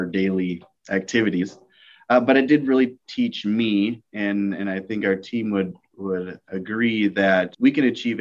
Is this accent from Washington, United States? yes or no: yes; Tacoma, Washington, United States; I was born in Tacoma, Washington, near a base. But my father retired when I was 3 years old